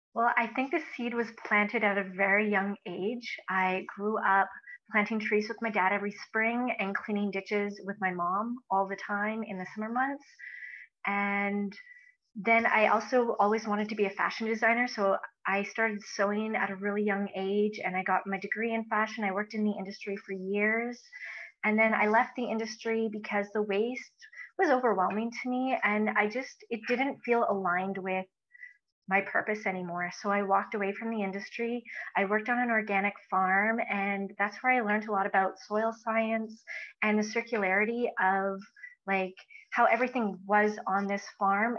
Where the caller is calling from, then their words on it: Edmonton, Alberta, Canada; I'm calling in from Edmonton, Alberta.